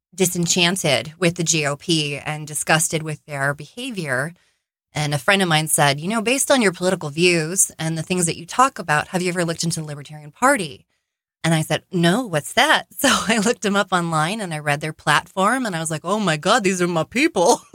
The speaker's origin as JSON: {"language": "English", "region": "Arizona", "country": "United States", "tie": "born or raised there", "said": "I am born and raised in Arizona"}